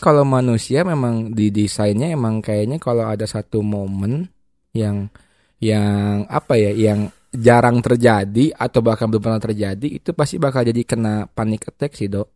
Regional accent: Bandung, West Java, Indonesia; gue orang Bandung semua

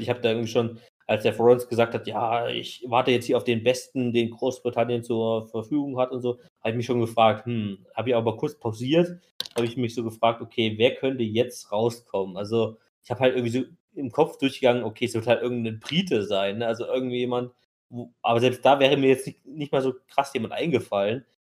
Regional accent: Germany; wie es für uns halt ist als Deutsche

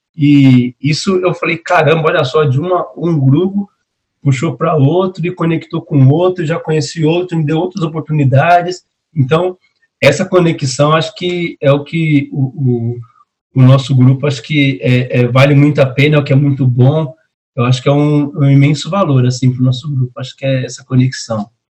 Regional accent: São Paulo, Brazil; não sou carioca, eu sou paulista

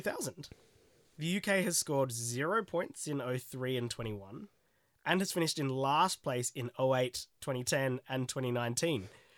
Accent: Australia; now in United Kingdom; even though I'm Australian, I think I was rooting for Sam. Like, I'm a resident of the UK

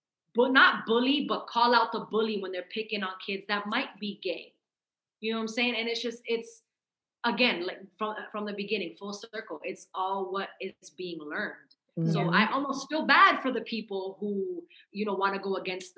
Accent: Massachusetts, United States; I'm from Massachusetts

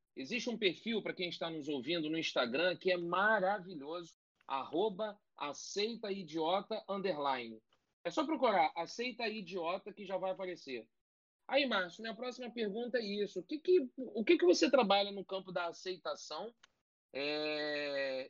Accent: Rio de Janeiro, Brazil; eu tenho 42 anos, morei 24 em Cascadura

